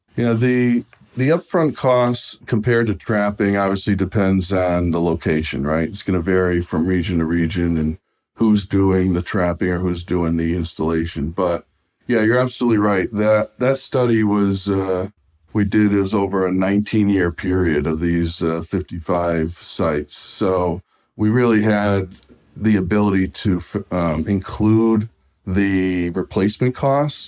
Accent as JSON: {"language": "English", "region": "Massachusetts", "country": "United States", "said": "here in my home state of Massachusetts in New England"}